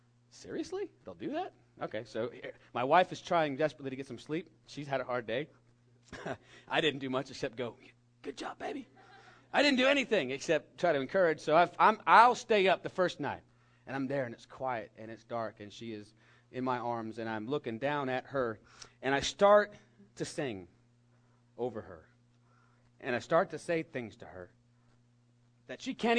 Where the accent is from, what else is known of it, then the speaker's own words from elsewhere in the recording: California, United States; We have redwood trees in my home state that grow 300 feet tall